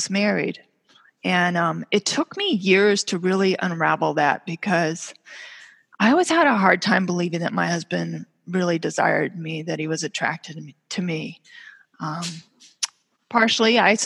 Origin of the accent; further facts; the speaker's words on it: California, United States; now in Minnesota, United States; I grew up out in California, and we had hills behind us with these big sprawling oak trees